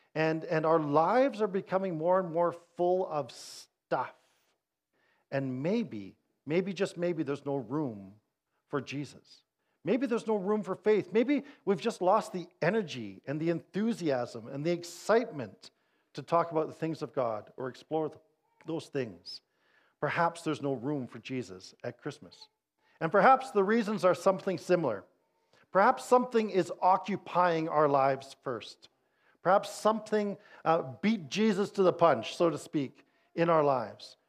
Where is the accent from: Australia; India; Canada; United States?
Canada; Winnipeg, Manitoba; I'm from Winnipeg